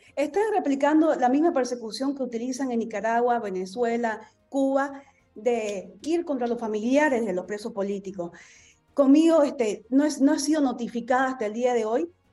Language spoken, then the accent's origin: Spanish; Bolivia; todos los bolivianos